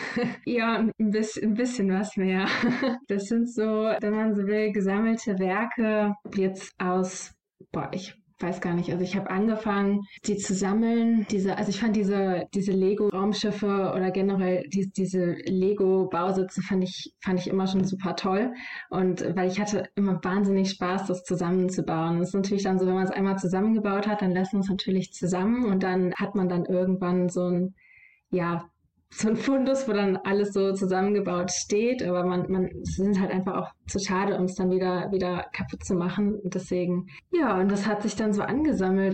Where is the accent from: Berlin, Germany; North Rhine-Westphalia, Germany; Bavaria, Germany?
North Rhine-Westphalia, Germany; Solingen; in meiner Heimatstadt die Lokalzeitung